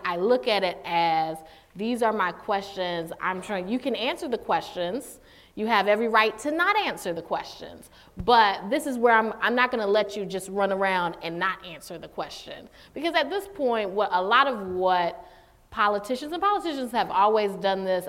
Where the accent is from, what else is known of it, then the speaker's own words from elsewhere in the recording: Durham, North Carolina, United States; I grew up in Durham, North Carolina